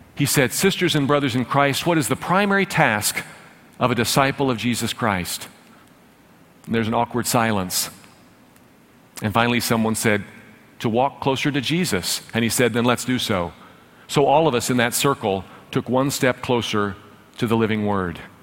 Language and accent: English; Dallas, Texas, United States; I grew up with a silver spoon in my mouth. I'm from North Dallas